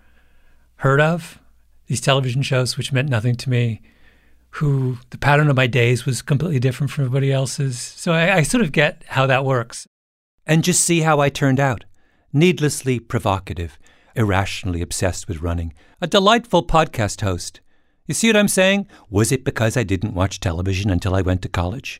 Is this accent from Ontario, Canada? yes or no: yes; Waterloo, Ontario, Canada; BlackBerry, as I'm constantly reminding people, was made in my hometown